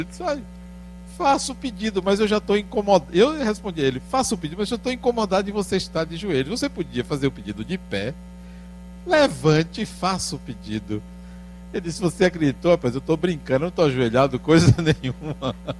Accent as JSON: {"language": "Portuguese", "region": "Bahia", "country": "Brazil", "said": "eu não estou dizendo isso para inferiorizar o baiano, porque até porque eu sou"}